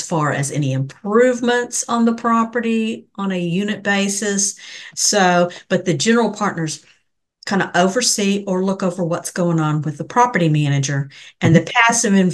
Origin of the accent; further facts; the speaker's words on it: Denton, Texas, United States; I am from Denton, Texas